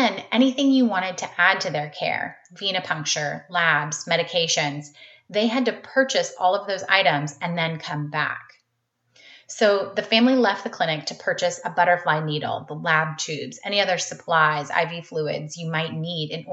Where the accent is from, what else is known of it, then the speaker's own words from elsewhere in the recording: North Carolina, United States; I'm originally from North Carolina and went to undergrad at UNC